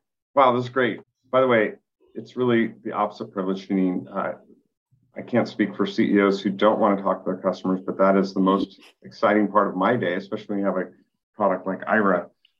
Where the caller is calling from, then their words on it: San Diego, California, United States; I'm coming from San Diego.